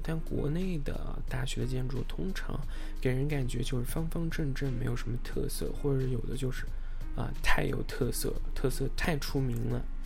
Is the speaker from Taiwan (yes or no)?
no; Anhui, China; moved away as an adult; now in Los Angeles, United States; 我来自安徽